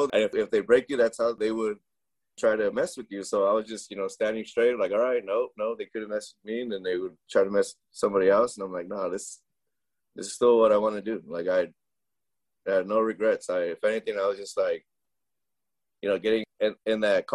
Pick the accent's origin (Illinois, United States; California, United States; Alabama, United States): California, United States; Reedley; first language Spanish; English is a second language; also born or lived in Cutler, California; we moved from Cutler to Reedley, where the restaurant and laundromat were